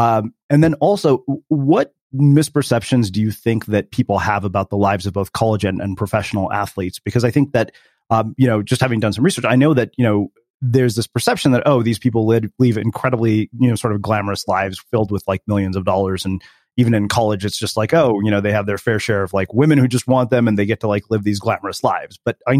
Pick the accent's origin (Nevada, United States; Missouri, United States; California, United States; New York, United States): California, United States; Southern; because we're both from Southern California. I went to high school with him.